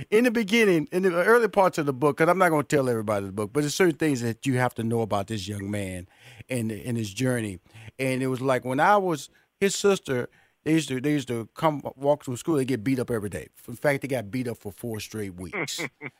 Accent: Houston, Texas, United States; born or raised there

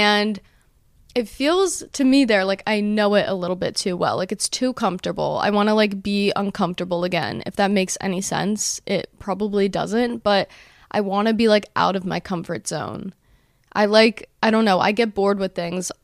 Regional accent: Monmouth County, New Jersey, United States; So I grew up in New Jersey, specifically Monmouth County, New Jersey, which is like central Jersey

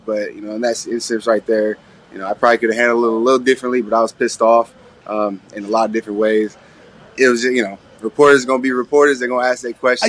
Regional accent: Astoria, Oregon, United States; moved away; my hometown where I grew up

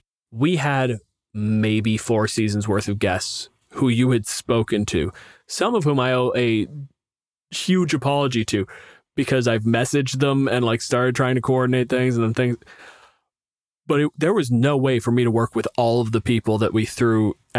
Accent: Canada; I'm a physicist. I'm from Canada.

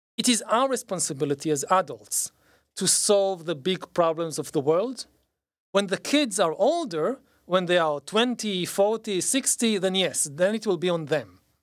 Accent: Israel; growing up in Israel

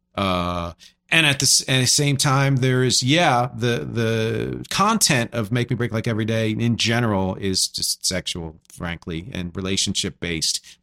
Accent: Philadelphia, Pennsylvania, United States; I'm from Philly

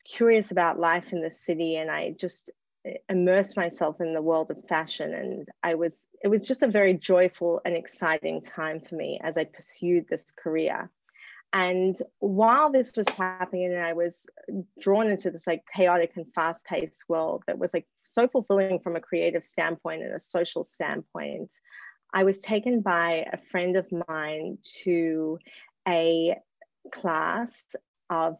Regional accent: Australia; moved away; also born or lived in New York; I grew up in Australia, which is where I'm speaking to you from now.

